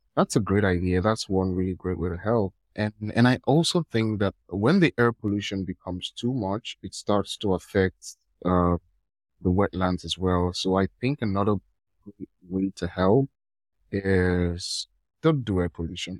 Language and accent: English; Nigeria; I'm from Nigeria